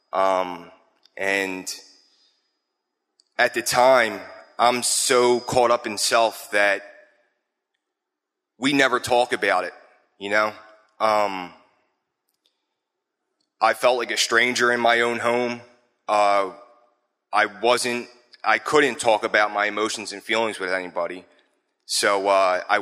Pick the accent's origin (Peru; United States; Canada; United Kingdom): United States; Philadelphia, Pennsylvania; I come from Wissanoming, Philadelphia, Bridge Street exit in 95. Grew up in a loving household, both parents.